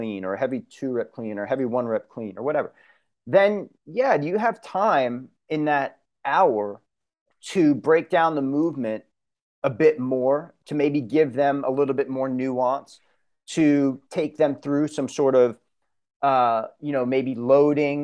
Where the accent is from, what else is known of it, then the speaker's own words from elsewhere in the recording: Long Island, New York, United States; moved away; I come from Long Island, come from New York